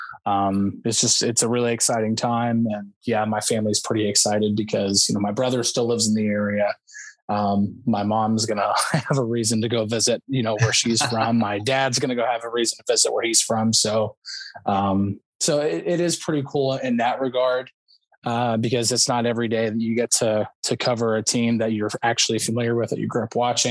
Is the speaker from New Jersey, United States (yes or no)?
yes; New Jersey, United States; also born or lived in Pittsburgh, Pennsylvania; now in Dallas, United States; even though I was born and raised in New Jersey, I was not born and raised as if I was from New Jersey